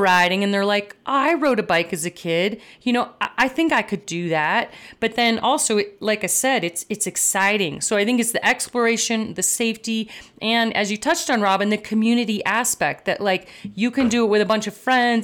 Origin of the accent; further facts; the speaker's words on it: Downers Grove, Illinois, United States; in the suburbs of Chicago, uh, growing up in Downers Grove, Illinois